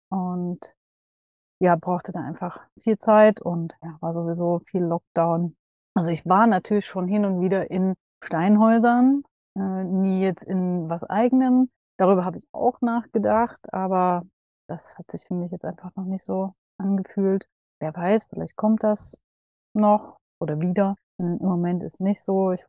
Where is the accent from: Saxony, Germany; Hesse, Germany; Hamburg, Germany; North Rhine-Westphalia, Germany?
Saxony, Germany; Dresden; Ich habe ab morgen ein WG-Zimmer in meiner Heimat in Dresden.